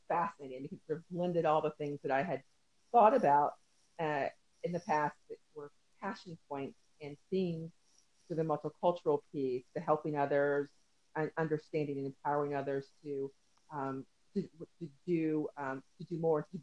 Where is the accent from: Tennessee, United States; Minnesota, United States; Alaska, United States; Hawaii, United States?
Tennessee, United States; moved away as an adult; also born or lived in Midwest; I'm originally from Tennessee.